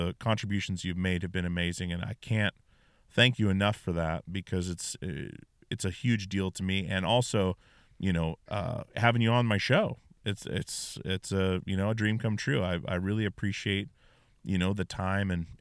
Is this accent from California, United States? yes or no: no; Alaska, United States; I grew up in Alaska.